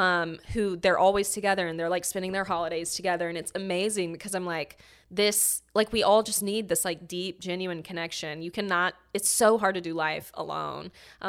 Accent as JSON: {"language": "English", "region": "Alabama", "country": "United States", "tie": "born or raised there", "also_born_or_lived": "Texas / Seattle", "moved": "as an adult", "lives_now": "Atlanta, United States", "said": "So I'm originally from Alabama."}